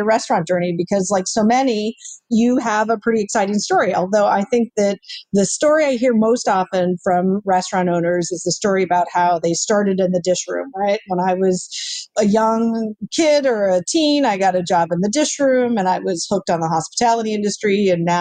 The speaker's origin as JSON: {"language": "English", "region": "North Dakota", "country": "United States", "moved": "yes", "said": "I'm originally from North Dakota, as is my husband"}